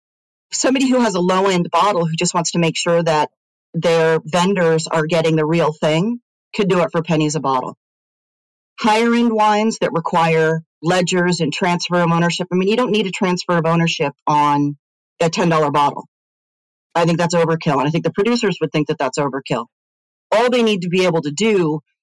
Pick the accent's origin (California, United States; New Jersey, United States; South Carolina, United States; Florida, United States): California, United States; Silicon Valley; I grew up in Silicon Valley